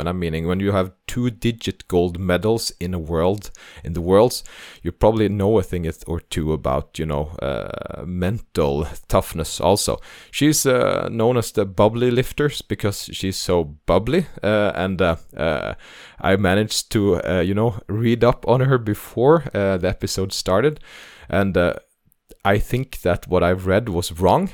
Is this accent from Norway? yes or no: yes; Norway; English is a second language; I'm uh, Norwegian, so this is my second language